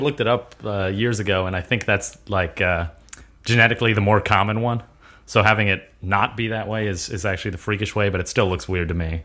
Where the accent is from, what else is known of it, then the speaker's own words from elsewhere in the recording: United States; I was born in America. I'm an American